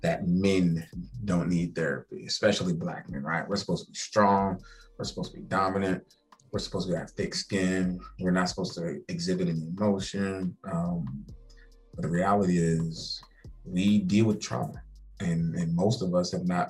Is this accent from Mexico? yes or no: no; Charleston, South Carolina, United States; also born or lived in Columbia, South Carolina; I'm from Charleston, born and raised.